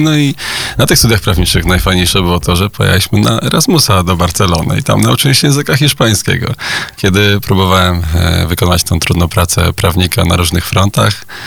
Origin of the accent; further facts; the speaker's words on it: Poland; My, Polacy